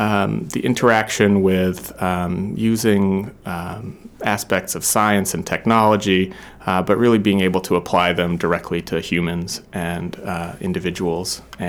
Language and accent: English; New Hampshire, United States; My wife and I both grew up near the ocean, and it was a really important formative part of our childhoods